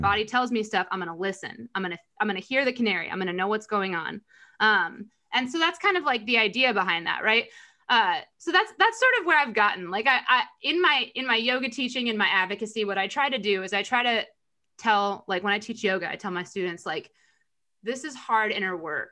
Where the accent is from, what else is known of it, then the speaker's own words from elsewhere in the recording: United States; growing up in America